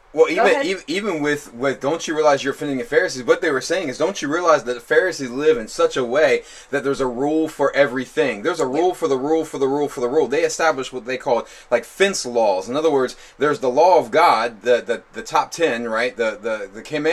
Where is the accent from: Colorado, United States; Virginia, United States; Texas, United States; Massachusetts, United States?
Virginia, United States; Newport News; So we live off Hopkins in Hilton Village, and I grew up on